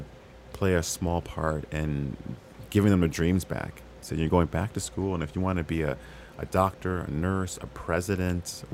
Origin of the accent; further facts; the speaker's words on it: Chicago, Illinois, United States; moved away as an adult; also born or lived in Bay Area; now in Los Angeles, United States; I'm from Chicago